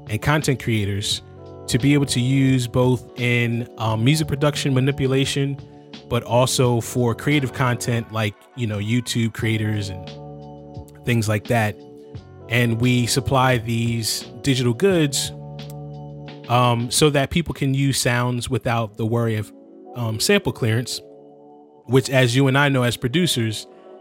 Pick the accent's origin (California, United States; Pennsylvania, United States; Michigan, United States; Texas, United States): Pennsylvania, United States; Philadelphia; we're all from the Philadelphia area